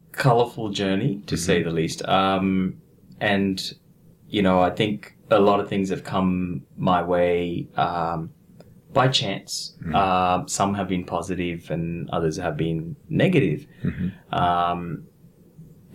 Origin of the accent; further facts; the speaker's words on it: east side of Sri Lanka, Eastern Province, Sri Lanka; also born or lived in Australia; now in Brisbane, Australia; I was born in a small village on the east side of Sri Lanka. And we had quite a comfortable life growing up.